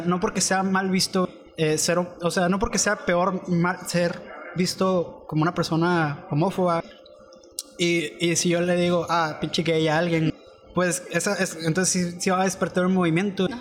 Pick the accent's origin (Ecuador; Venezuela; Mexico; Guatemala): Mexico; nosotros somos mexicanos